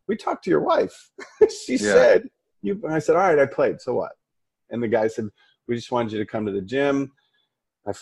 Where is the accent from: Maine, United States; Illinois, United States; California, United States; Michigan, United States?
Michigan, United States; Detroit; I grew up in Detroit